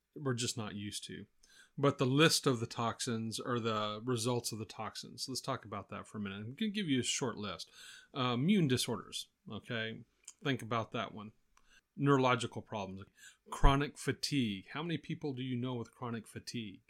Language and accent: English; Texas, United States; growing up in Texas here